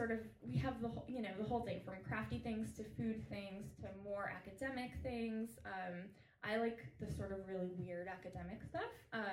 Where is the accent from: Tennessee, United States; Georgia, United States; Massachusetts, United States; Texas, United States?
Massachusetts, United States; Western; In Massachusetts, which is kind of near Canada.